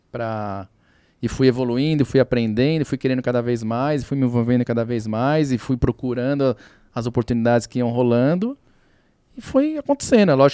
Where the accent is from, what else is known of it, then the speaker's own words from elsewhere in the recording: Santo André, São Paulo, Brazil; born there; Eu sou nascido em Santo André, mas meu pai é mineiro.